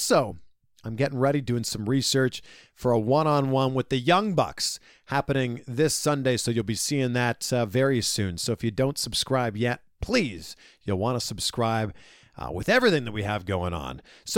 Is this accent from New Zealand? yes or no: no; Canada; now in United States; I'm from Canada. We had great health insurance. Now I live in America